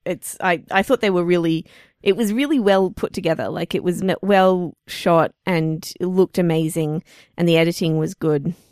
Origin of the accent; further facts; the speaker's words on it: Australia; we're Australian